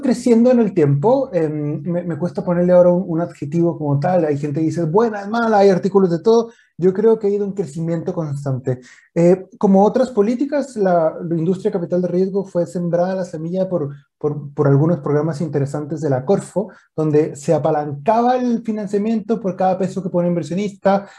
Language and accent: Spanish; northern Mexico, Mexico; moved away as an adult; now in Chile; soy nacido y creado en México. Yo nací en, el norte de México